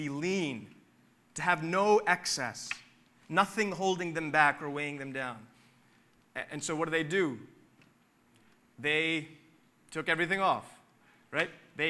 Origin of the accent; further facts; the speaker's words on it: Philadelphia, Pennsylvania, United States; growing up in Philly